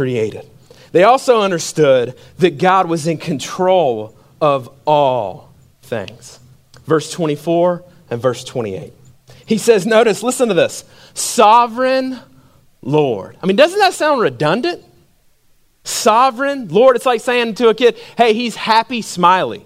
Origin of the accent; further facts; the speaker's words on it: Macon, Georgia, United States; when I grew up in Macon, Georgia.